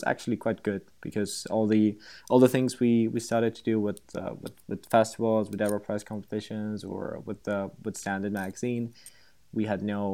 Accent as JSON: {"language": "English", "country": "Slovakia", "moved": "yes", "lives_now": "Prague, Czech Republic", "said": "I'm from Slovakia, a little country in Central Europe. I'm currently living in Prague"}